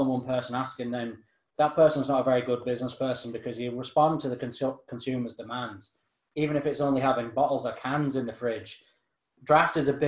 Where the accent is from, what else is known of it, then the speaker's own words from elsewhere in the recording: Ireland; we're obviously Irish and live in Ireland